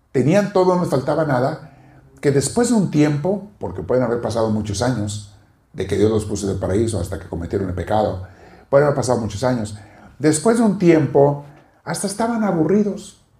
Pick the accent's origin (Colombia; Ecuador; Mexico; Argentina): Mexico; now in Los Angeles, United States; el cambio de venir de México a la comida, digo, ¿por qué no me vine antes?